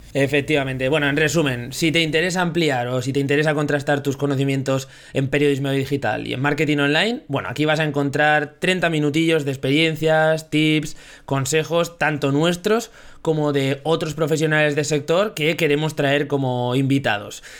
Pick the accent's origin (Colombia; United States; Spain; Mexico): Spain; Zaragoza, Aragon; de Zaragoza también, 29 años recién cumplidos